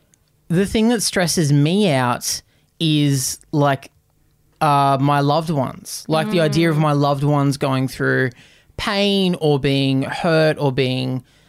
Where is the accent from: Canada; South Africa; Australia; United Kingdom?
Australia; I've been in Aussie my whole life. And I'll die in Aussie.